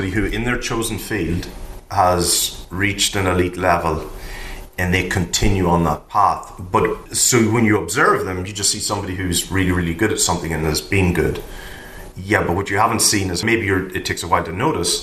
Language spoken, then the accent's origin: English; Ireland; I'm Irish. I grew up in Ireland during the 80s